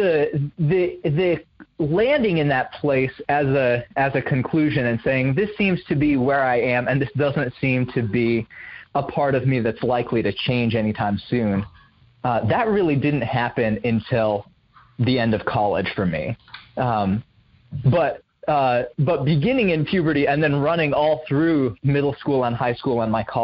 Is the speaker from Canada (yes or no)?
no; Indonesia; moved away as an adult; now in United States; So I grew up overseas in Indonesia. My family moved there when I was 3, and then I came back to the States for college when I was 18.